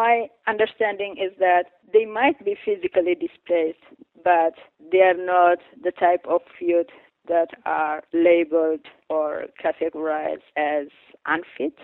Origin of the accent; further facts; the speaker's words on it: Eritrea; moved away; coming from Eritrea, I am part of this group